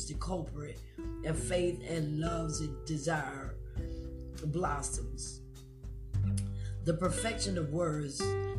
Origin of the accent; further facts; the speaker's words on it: Myrtle Beach, South Carolina, United States; my hometown of Myrtle Beach